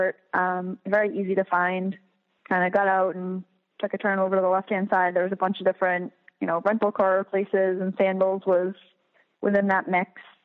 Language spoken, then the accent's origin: English; New York City, New York, United States; So I am from Staten Island, New York, and my travel agency is Right Destinations